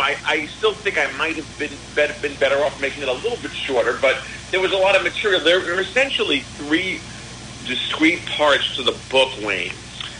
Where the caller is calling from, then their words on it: Paris, Île-de-France, France; Actually, right now today, I'm calling from Paris, France. I'm here looking to potentially publish my book here in France.